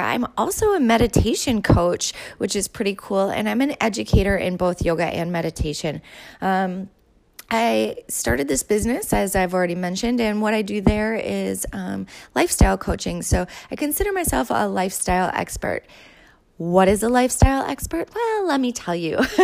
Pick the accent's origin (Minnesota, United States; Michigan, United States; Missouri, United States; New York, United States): Minnesota, United States; Winona; moved away as an adult; also born or lived in Saint Cloud, Minnesota; I'm from Minnesota. I grew up here. I grew up in southern Minnesota, a little place called Winona.